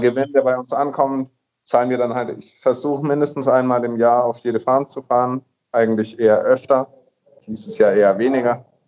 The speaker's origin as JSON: {"language": "German", "town": "Nuremberg", "region": "Bavaria", "country": "Germany", "also_born_or_lived": "Vienna, Austria", "moved": "as an adult", "lives_now": "Colombia", "said": "ich komme aus Nürnberg, ähm, habe in Wien studiert, in Österreich"}